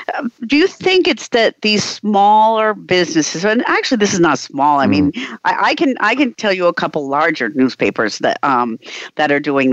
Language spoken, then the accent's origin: English; United States; the hometown that I grew up in the United States has a little newspaper